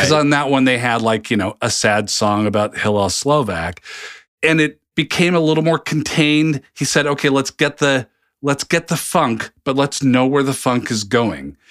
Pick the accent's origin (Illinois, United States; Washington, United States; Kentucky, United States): Washington, United States; Seattle; moved away as an adult; also born or lived in New Jersey; I'm from the complete opposite coast